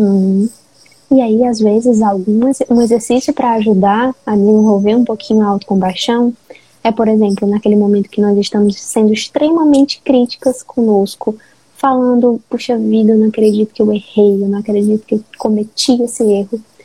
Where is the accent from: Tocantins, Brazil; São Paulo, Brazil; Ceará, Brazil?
Ceará, Brazil; Fortaleza; eu sou de Fortaleza